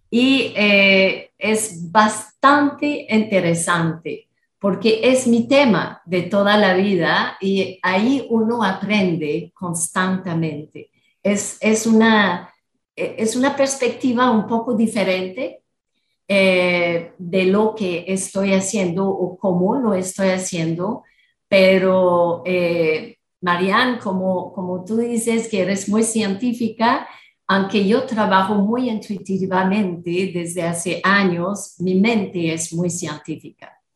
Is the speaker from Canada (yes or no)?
yes; Canada; moved away as an adult; now in Costa Rica; después de 30 años en la ciudad, viviendo en Costa Rica, que yo soy de Canadá.